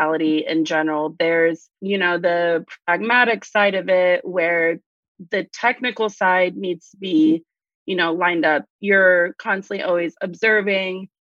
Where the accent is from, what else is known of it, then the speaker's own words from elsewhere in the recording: Arkansas, United States; now in Austin, United States; I grew up in Arkansas.